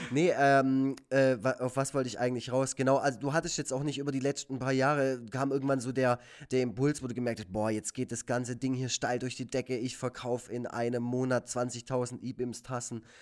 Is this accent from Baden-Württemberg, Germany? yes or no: yes; Baden-Württemberg, Germany; Ja, zum einen bin ich Schwabe und zum anderen halt der Typ, der Egon Forever macht.